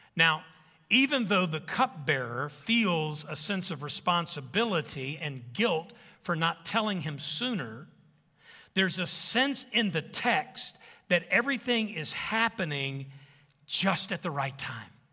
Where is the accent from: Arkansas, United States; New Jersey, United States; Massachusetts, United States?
Arkansas, United States; I'm from Arkansas, a bunch of kids coming out of the woods